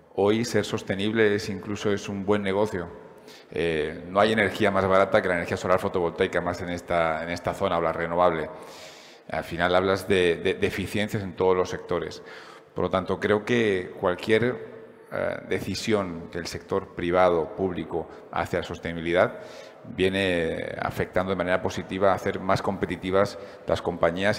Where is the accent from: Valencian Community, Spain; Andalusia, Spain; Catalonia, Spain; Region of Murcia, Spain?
Valencian Community, Spain; como valenciano